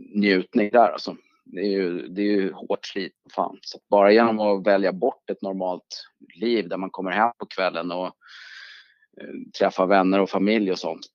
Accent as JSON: {"language": "Swedish", "country": "Sweden", "also_born_or_lived": "New York, United States / United Kingdom", "said": "som okänd svensk"}